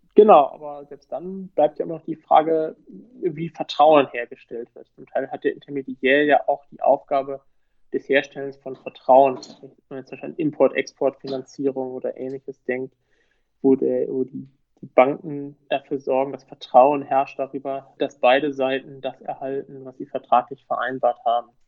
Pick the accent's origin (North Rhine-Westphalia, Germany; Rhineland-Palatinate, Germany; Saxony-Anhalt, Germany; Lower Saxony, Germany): North Rhine-Westphalia, Germany; Münster; moved away as an adult; also born or lived in Osnabrück; now in Munich area, Germany; gebürtig aus Münster. Man hört, ich bin nicht aus Süddeutschland.